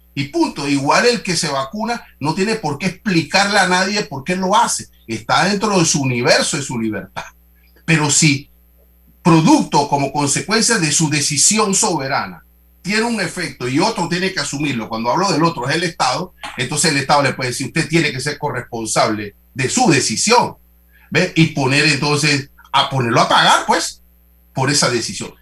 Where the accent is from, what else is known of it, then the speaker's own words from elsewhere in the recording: Panama; tenemos que debatir esto como panameños